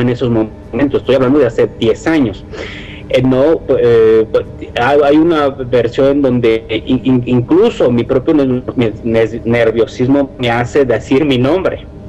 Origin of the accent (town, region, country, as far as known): Mexico